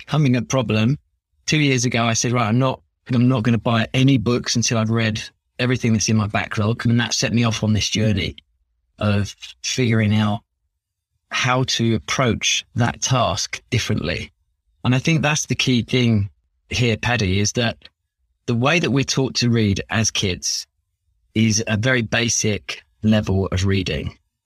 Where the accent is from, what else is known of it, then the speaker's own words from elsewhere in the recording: London, United Kingdom; accent: Cockney; So I'm born and bred in London, in Chingford to be specific, kind of northeast London. I've lived here my whole life